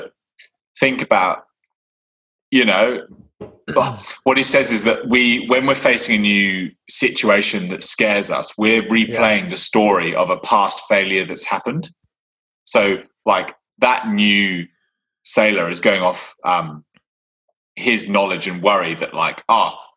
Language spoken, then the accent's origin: English; England, United Kingdom; I am English